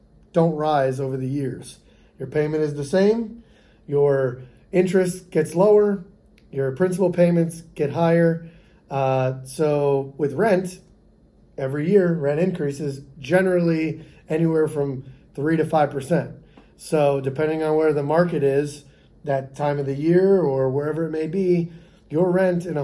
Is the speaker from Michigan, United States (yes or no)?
no; Boca Raton, Florida, United States; Where I grew up in West Boca, it was pretty much all families.